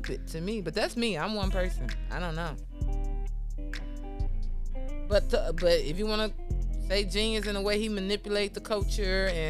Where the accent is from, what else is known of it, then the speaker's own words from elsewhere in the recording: Chicago, Illinois, United States; I'm from Chicago